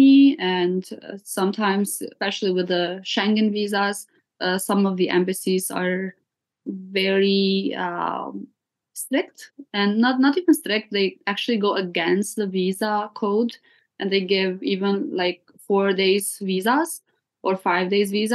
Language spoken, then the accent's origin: English; Kosovo; I just moved to a village near my hometown for a few nights